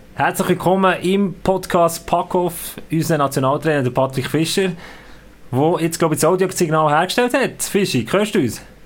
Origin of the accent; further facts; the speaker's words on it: Bern, Switzerland; für mich war Graubünden wirklich so ein blinder Fleck gesehen als Berner